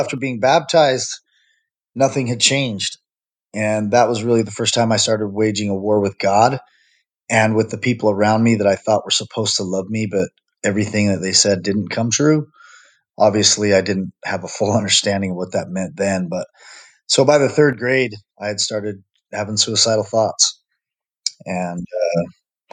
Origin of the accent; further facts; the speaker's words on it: Utah, United States; I'm born and raised in Utah